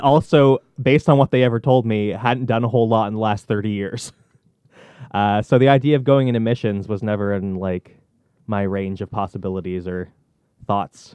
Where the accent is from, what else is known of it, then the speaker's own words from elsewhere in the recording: Argyle, Nova Scotia, Canada; I hail from Argyle, Nova Scotia